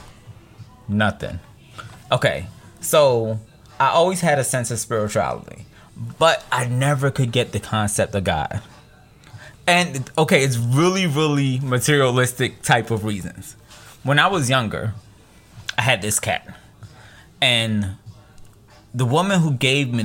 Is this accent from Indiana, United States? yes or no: no; New York, United States; I'm a New Yorker